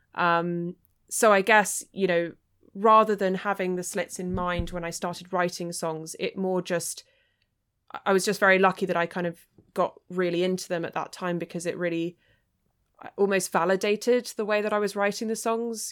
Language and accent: English; East Sussex, South East England, United Kingdom; growing up in East Sussex, I mean, that's, that's the kind of territory where you could stick a blue ribbon on a pig and they'd vote for it